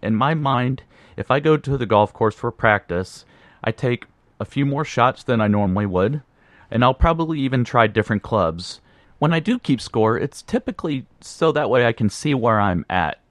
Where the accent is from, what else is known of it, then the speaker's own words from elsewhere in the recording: Indianapolis, Indiana, United States; born and raised in Indianapolis, Indiana.